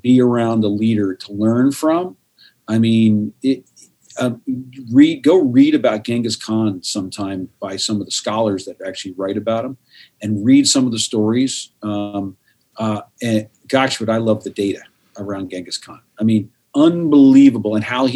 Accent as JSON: {"language": "English", "country": "United States", "said": "I'm a U.S. guy. I'm an American guy."}